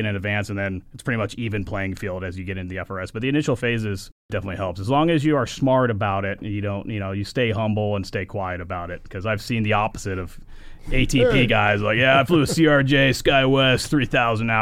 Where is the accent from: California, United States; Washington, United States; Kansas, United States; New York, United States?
California, United States; Thousand Oaks; also born or lived in San Diego; Native of Thousand Oaks, California, kind of just south of Ventura, Point Magoo area